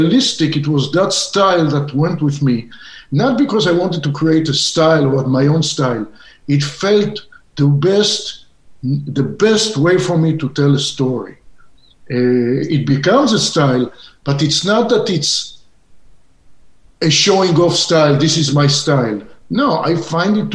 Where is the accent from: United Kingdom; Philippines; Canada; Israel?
Israel; English is a second language; moved away as an adult; now in Southern California, United States; I went into the movie business coming from a little child growing up in Israel and seeing spaghetti westerns.